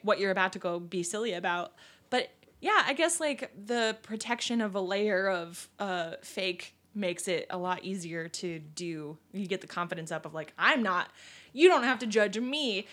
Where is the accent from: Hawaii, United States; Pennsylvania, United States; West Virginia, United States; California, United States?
Pennsylvania, United States; now in Illinois, United States; my home state, Pennsylvania